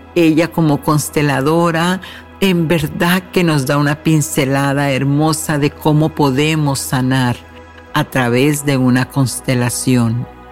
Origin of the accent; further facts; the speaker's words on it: Mexico; México, mi país de origen